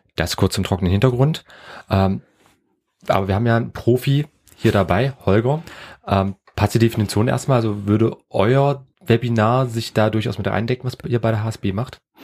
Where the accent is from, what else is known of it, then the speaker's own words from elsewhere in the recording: Germany; accent: German (in English); ich hab einen grauenvollen deutschen Akzent gehabt